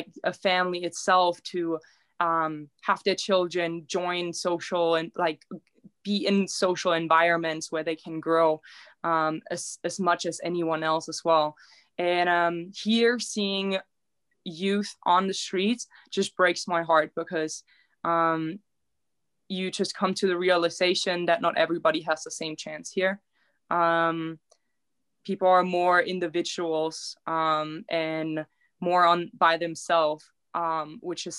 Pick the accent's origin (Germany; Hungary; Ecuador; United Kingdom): Germany; also born or lived in Nevada; now in Reno, United States; Growing up in a little town, in my town, we didn't have homeless people. We only like 1,200 people there.